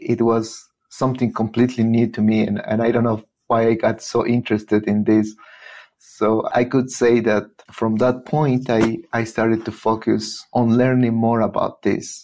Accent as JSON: {"language": "English", "town": "Teotitlán del Valle", "region": "Oaxaca", "country": "Mexico", "tie": "born or raised there", "second_language": "English", "moved": "as an adult", "lives_now": "Boulder, United States", "said": "I'm from Teotitlan del Valle and uh, it's a community when during my childhood most of kids were bilingual Zapotec and Spanish"}